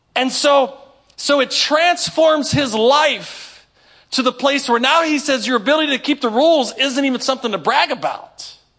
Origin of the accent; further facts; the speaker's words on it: Inwood, West Virginia, United States; I grew up in Inwood. Y'all probably don't know nothing about South Berkeley